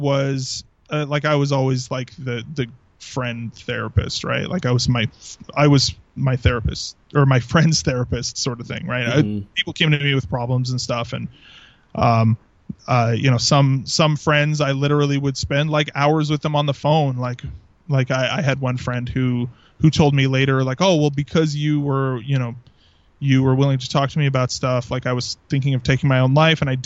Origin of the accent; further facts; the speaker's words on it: Southern Alberta, Canada; first language English; I grew up in Southern Alberta